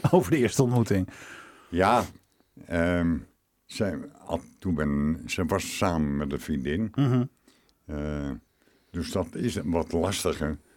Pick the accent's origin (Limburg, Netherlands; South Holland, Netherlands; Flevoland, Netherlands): South Holland, Netherlands; Rotterdam; en ik ben een Rotterdammer.